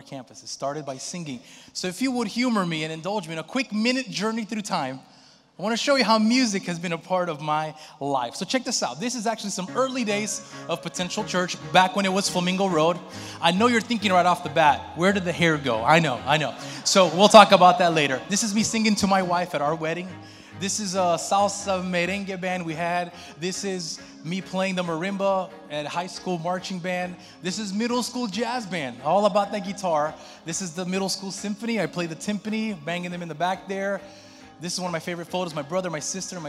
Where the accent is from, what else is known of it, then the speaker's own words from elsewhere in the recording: Brazil; moved away; in my home country, in Brazil